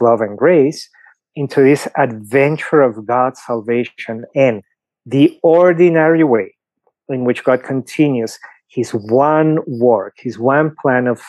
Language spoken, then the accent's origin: English; Lima, Peru; English is a second language; moved away as an adult; now in Denver, United States; you can clearly tell I have an accent, right? So I was born in Lima, Peru. I've been in the US for 15 years.